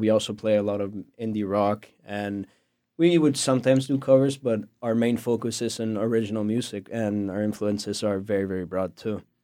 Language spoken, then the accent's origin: English; Venezuela; moved away as an adult; now in North Carolina, United States; I'm from Venezuela. I moved here almost a year ago.